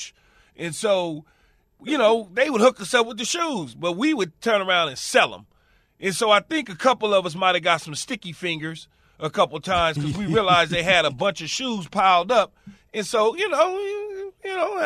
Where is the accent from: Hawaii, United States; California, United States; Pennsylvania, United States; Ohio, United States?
California, United States; Los Angeles; growing up in South Central L.A. is right across the street from where Sports Arena was